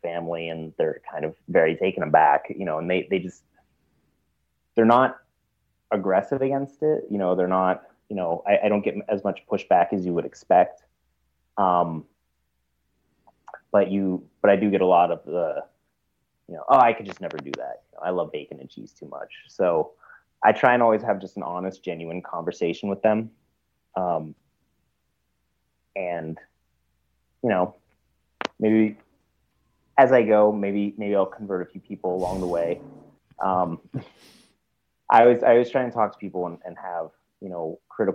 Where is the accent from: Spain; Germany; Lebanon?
Germany; moved away; I'm originally, I'm from Germany. I went back to visit family recently